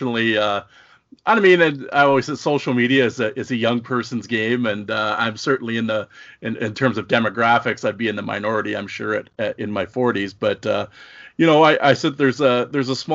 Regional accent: Saskatoon, Saskatchewan, Canada; I grew up in the wild flat plains of Saskatchewan, Saskatoon

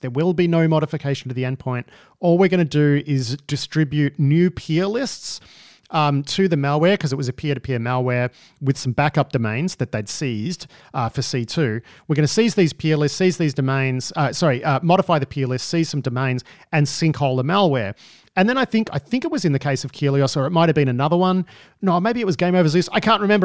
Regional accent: Melbourne, Victoria, Australia; I grew up in Melbourne

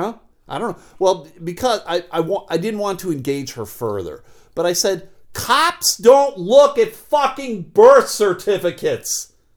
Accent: Buffalo, New York, United States; moved away; growing up in Buffalo

